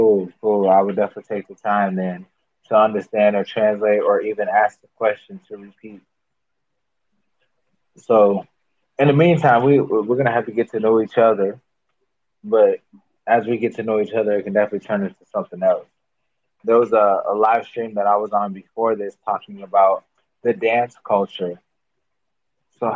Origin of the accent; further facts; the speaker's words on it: Minnesota, United States; Also, because I am from the Minnesota, where the George Floyd thing happened and set the whole world on fire.